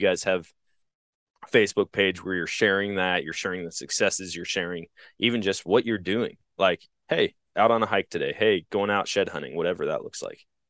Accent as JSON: {"language": "English", "town": "Eau Claire", "region": "Wisconsin", "country": "United States", "tie": "born or raised there", "said": "at my hometown mall growing up, it was called the Oakwood Mall in Eau Claire, Wisconsin"}